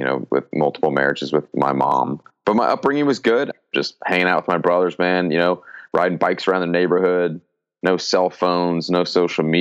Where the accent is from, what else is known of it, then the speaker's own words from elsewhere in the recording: Glendora, California, United States; also born or lived in Colorado; I grew up in Southern California. That's where I'm originally from. And I grew up in Glendora primarily, which is in LA County